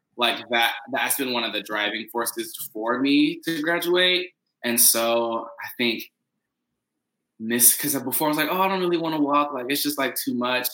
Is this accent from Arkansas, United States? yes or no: no; Paducah, Kentucky, United States; moved away; also born or lived in Indiana; I am from Paducah, Kentucky